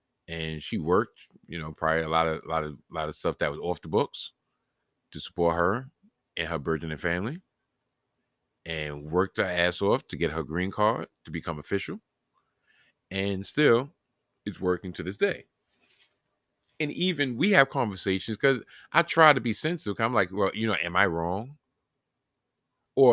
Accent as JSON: {"language": "English", "region": "New York", "country": "United States", "tie": "born or raised there", "said": "I was born and raised in New York. I didn't come from another country."}